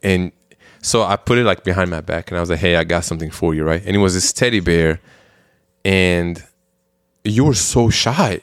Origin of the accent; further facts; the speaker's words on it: Belgium; now in United States; growing up in Belgium